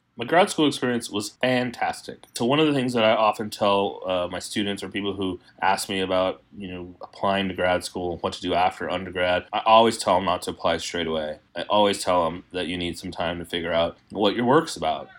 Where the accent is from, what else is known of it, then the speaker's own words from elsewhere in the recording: El Paso, Texas, United States; I was born in El Paso, Texas